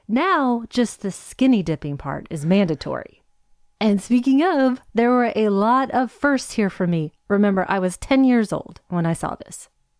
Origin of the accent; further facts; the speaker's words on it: Hawaii, United States; born there; also born or lived in Virginia; remember, I was born in Hawaii. We moved from Hawaii to Virginia.